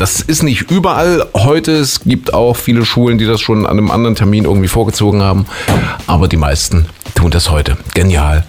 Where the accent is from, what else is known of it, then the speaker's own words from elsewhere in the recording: Saxony, Germany; hier bei uns in Sachsen